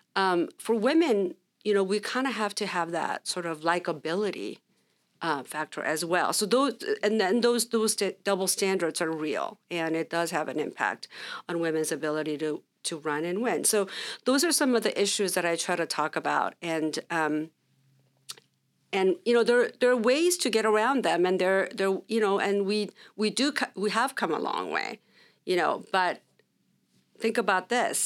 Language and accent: English; Orange County, California, United States; also born or lived in Sacramento; we grew up in Orange County